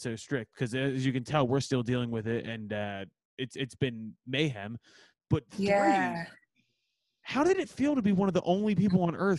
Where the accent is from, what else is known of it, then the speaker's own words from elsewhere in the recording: Philadelphia, Pennsylvania, United States; I'm from Northeast Philly.